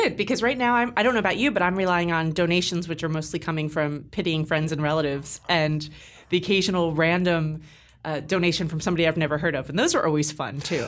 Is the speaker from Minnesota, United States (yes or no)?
no; California, United States; moved away; I'm from California